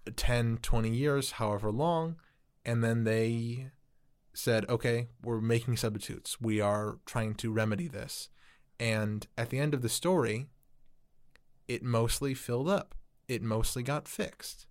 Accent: Chicago, Illinois, United States; I'm from Chicago

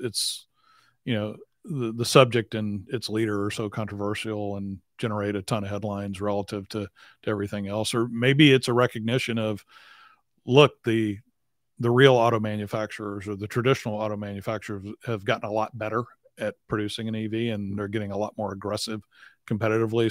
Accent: Selena's hometown, Texas, United States; she's from my hometown

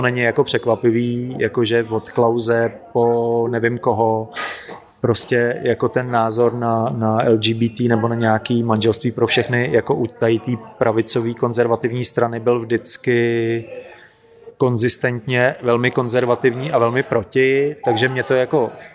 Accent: Plzeň, Plzeň Region, Czechia; now in Prague, Czech Republic; já jsem totiž původem z Plzně

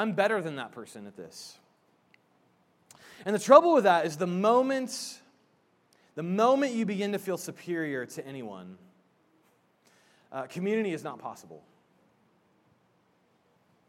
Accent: Indiana, United States; I'm from Indiana

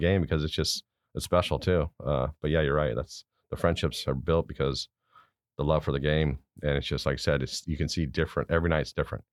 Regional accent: Garden Grove, California, United States; also born or lived in Stuttgart, Germany; I was born in Stuttgart, Germany. My dad's stationed there in the Army. I was away there for a couple of years. But we came back and I grew up in Garden Grove, California.

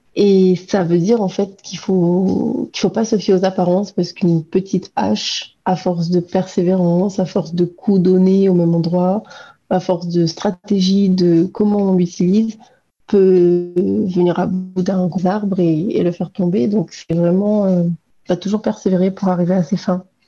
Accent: Réunion; en tant que réunionnaise

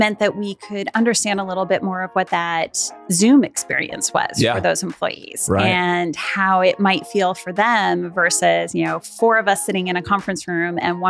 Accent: Mount Vernon, Washington, United States; I grew up in Mount Vernon, Washington. So an hour north of Seattle.

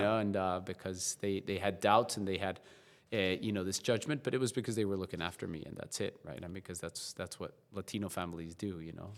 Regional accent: La Paz, Bolivia; moved away; also born or lived in South Carolina; I was born and raised in La Paz, Bolivia, um, South America

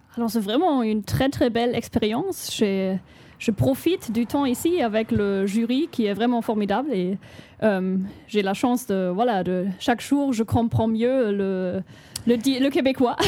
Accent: Chemnitz, Saxony, Germany; French is a second language; je viens de Chemnitz, une ville en Allemagne

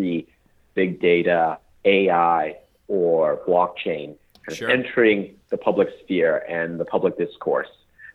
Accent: Portland, Oregon, United States; moved away as an adult; also born or lived in Princeton; I grew up in Portland, Oregon

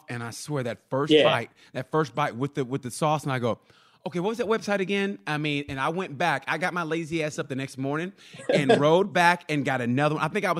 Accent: Oklahoma, United States; I'm from Oklahoma.

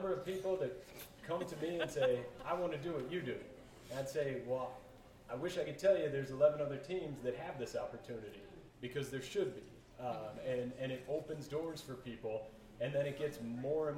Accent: Minneapolis, Minnesota, United States; also born or lived in Colorado; I was born in Colorado but raised in the Twin Cities

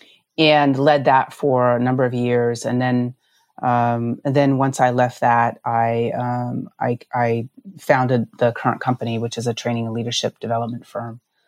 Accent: Utah, United States; also born or lived in Navajo Nation; I grew up actually in Utah

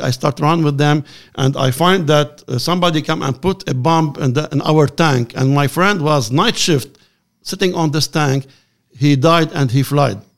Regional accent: Lebanon; I am from Lebanon.

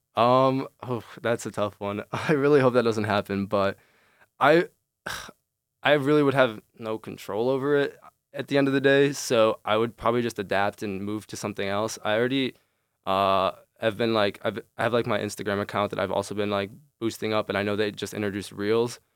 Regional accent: Chicago, Illinois, United States; moved away as an adult; now in East Lansing, United States; I'm originally from Chicago.

